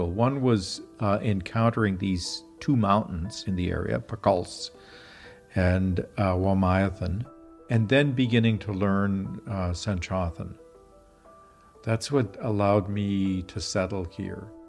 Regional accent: Regina, Saskatchewan, Canada; I grew up in Regina, Saskatchewan, we lived right on the edge of the city in a, a kind of poor, semi rural area, not too far from a creek.

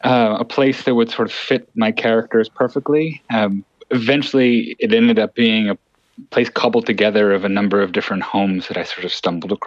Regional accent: California, United States; as a Californian

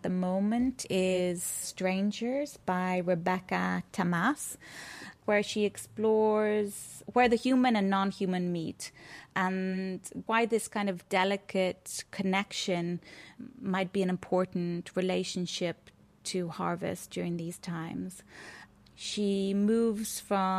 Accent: Ireland; also born or lived in Athens, Greece / Wicklow; I'm a Irish visual artist and filmmaker, currently based somewhere between Athens and Greece and Wicklow.

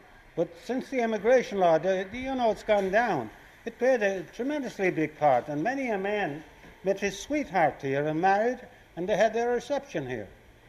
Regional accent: Ireland; now in New York, United States; the Irish here

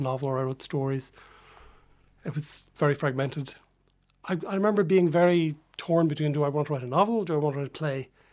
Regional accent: Dublin, Leinster, Ireland; I'm from Dublin

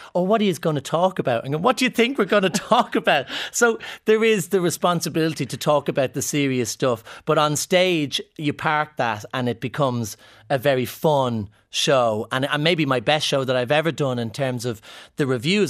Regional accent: Ireland; Scottish people see me as an Irishman as opposed to a camp man

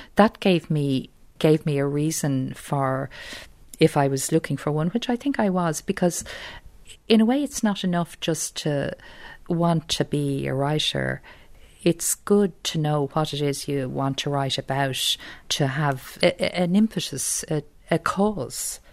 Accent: Dublin, Leinster, Ireland; accent: South Dublin; I'll always speak it with my South Dublin accent

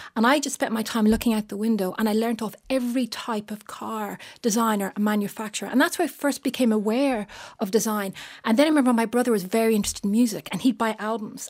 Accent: Bray, County Wicklow, Ireland; I was brought up in Bray County, Wycliffe

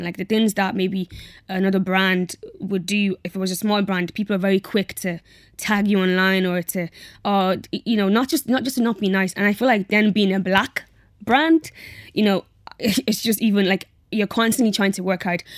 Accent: Dublin, Leinster, Ireland; also born or lived in Nigeria / Athlone; I grew up in Athlone. Um, actually, we were there for like a couple of, maybe like a month or two. Then we moved to Dublin

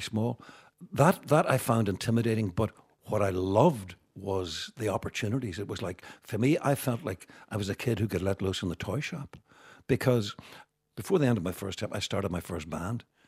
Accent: Derry, Northern Ireland, United Kingdom; also born or lived in Belfast; growing up in Derry

